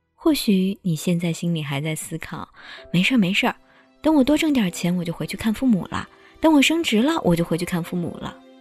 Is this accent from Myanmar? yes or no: no; China; 我们中国人